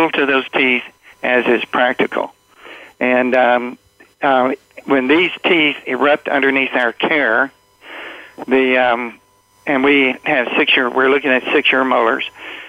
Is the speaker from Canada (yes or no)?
no; New York City, New York, United States; I was raised in the Bronx